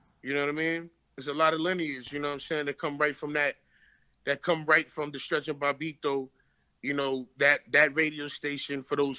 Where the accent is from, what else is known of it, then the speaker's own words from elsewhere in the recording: Bed-Stuy, New York, United States; Grow up, literally, like I grew up in Bed-Stuy, man.